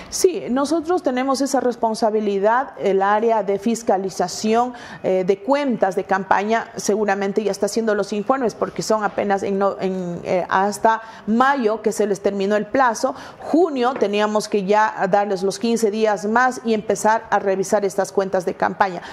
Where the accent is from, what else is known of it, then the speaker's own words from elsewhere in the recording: Ecuador; Como ecuatorianos